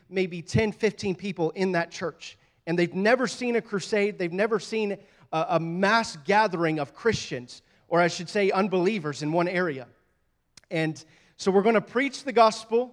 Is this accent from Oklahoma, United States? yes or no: yes; Oklahoma City, Oklahoma, United States; moved away; we ended up in Oklahoma City, ironically, my hometown